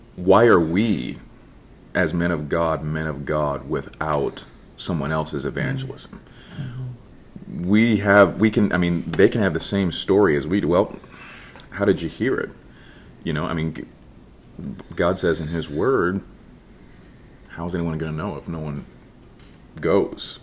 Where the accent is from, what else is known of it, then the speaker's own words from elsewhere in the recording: Ireland, Indiana, United States; also born or lived in Jasper, Indiana; I grew up in Jasper, Indiana, that okay. that area specifically Ireland, Indiana, okay. very very small town